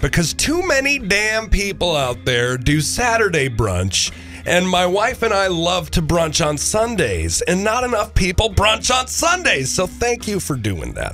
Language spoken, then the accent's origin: English; Minneapolis, Minnesota, United States; I'm from Minneapolis.